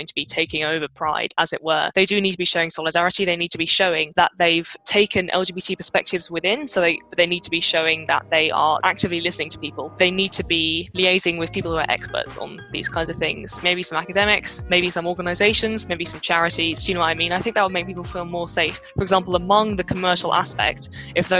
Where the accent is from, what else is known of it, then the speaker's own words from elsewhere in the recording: London, United Kingdom; as a Londoner